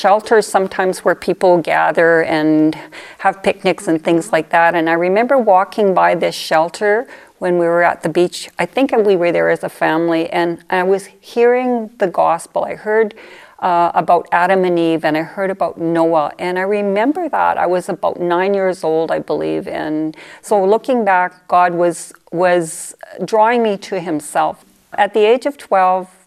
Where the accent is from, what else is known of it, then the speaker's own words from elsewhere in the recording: southern Saskatchewan, Canada; I grew up in southern Saskatchewan. I was a farm girl